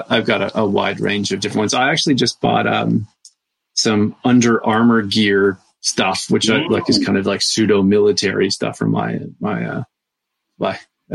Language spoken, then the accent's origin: English; Canada; as a fellow Canadian